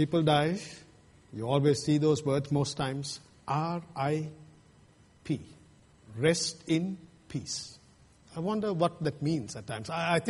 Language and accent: English; Sri Lanka; moved away; Where I come from Sri Lanka